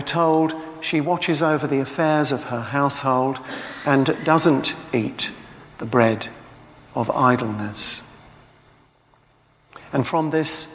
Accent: Tilbury, East of England, United Kingdom; moved away; I come from Tilbury

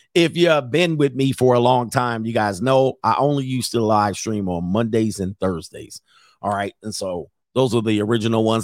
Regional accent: San Fernando Valley, California, United States; I grew up in the San Fernando Valley in my teenage years

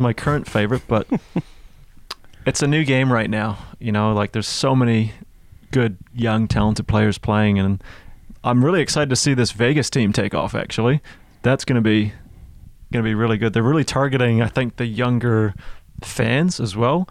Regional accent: Toronto, Ontario, Canada; now in New Zealand; I'm from Toronto.

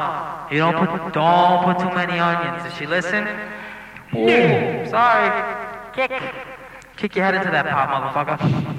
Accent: Brooklyn, New York, United States; Trust me. I'm from Brooklyn.

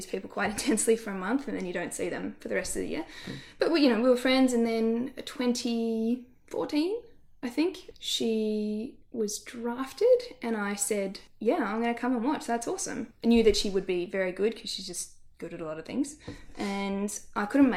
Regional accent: Melbourne, Victoria, Australia; growing up around North Melbourne

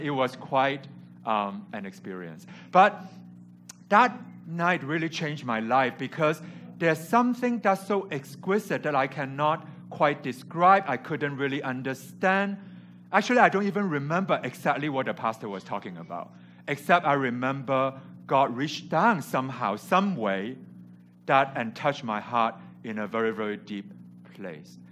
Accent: Hong Kong; English is a second language; moved away as an adult; also born or lived in California; I came from Hong Kong where I grew up and went to California for university

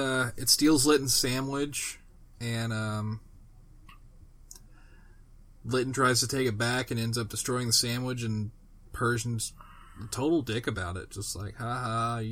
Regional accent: Kentucky, United States; I'm from Kentucky.

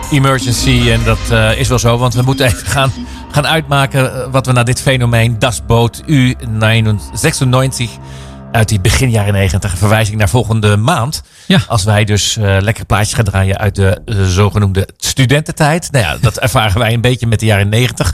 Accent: Netherlands; als Hollander, als Nederlander

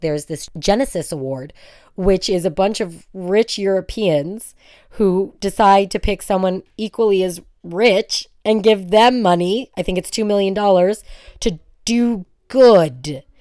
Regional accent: United States; now in Israel; I'm American

